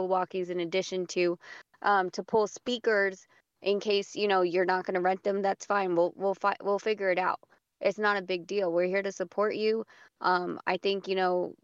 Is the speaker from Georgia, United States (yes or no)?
no; Las Vegas, Nevada, United States; we're from Vegas